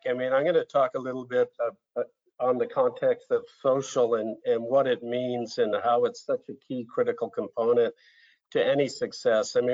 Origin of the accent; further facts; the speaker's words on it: Brazil; as a sort of 12, 13 year old growing up in Brazil and, and kind of seeing a, a different culture and, and living around favelas